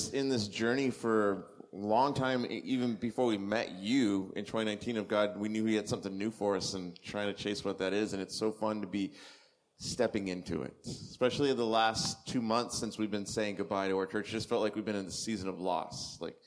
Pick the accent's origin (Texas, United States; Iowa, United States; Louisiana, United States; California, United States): California, United States; Southern; moved away as an adult; also born or lived in Thunder Bay, Canada; we're from Southern California originally.